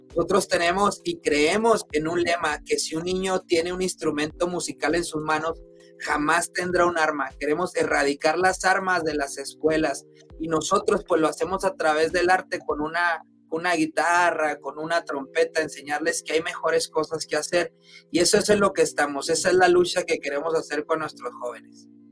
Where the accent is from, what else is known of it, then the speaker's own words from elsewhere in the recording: Chihuahua, Mexico; now in Utah, United States; de donde yo soy originario, de Chihuahua, Chihuahua